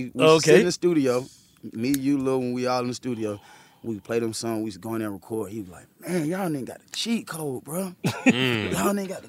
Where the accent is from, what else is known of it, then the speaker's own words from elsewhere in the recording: Athens, Georgia, United States; moved away; also born or lived in Gwinnett County, Georgia; I'm from Athens. He from Athens. Moved to Gwinnett